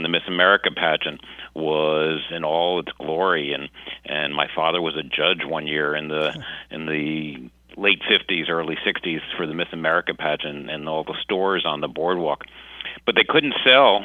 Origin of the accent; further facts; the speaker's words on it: Atlantic City, New Jersey, United States; I was born in 1953 in Atlantic City